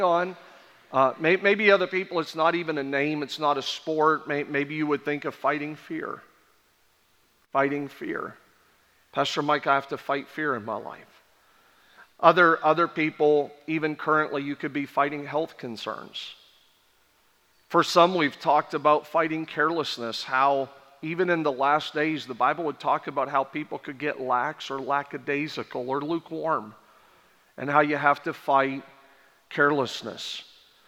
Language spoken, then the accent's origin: English; Canada; born and raised in Canada